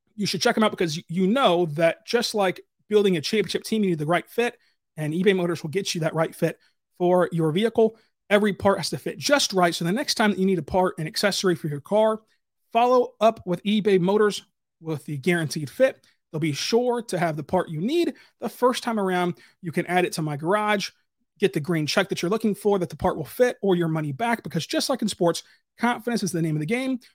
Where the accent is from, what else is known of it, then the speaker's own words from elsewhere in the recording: Kentucky, United States; I'm from Kentucky.